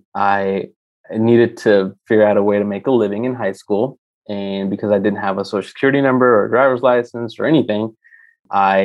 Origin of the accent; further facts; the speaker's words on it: Tyler, Texas, United States; also born or lived in Mumbai, India / New York; we came from Mumbai, India. I was 7 years old, and that was in 1997